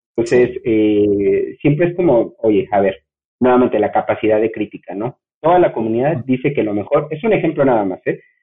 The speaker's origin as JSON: {"language": "Spanish", "country": "Mexico", "said": "soy mexicano"}